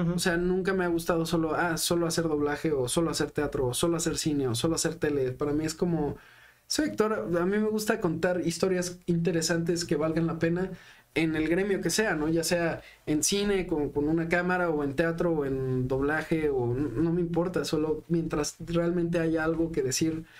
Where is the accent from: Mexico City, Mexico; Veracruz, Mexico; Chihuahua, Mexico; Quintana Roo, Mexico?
Mexico City, Mexico; born or raised there